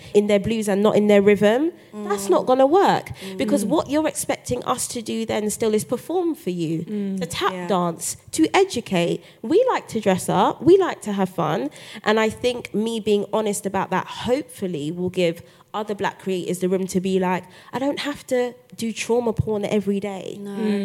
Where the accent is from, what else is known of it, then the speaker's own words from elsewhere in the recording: London, United Kingdom; as a black girl growing up in Brixton